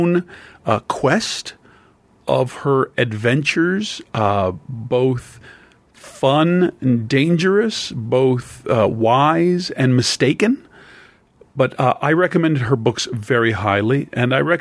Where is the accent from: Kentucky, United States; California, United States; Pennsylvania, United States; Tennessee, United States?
Pennsylvania, United States; I'm from Pennsylvania